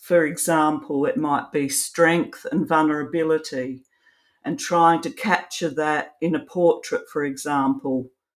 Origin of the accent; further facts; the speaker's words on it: Australia; also born or lived in Adelaide, South Australia; I'm an Australian photographer. I live in Adelaide in South Australia.